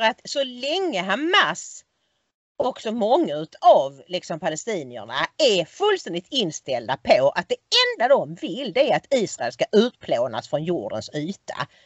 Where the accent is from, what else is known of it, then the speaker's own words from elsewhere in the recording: Sweden; vi är svenskar